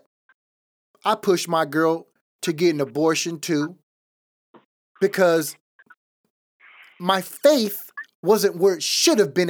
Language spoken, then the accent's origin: English; Los Angeles, California, United States; I was born in East Los Angeles, in one of the worst neighborhoods in East LA. My dad was a gang member.